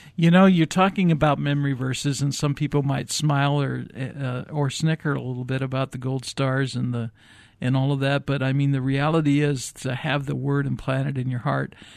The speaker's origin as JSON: {"language": "English", "region": "Midwest", "country": "United States", "tie": "born or raised there", "moved": "yes", "said": "I grew up in the Midwest"}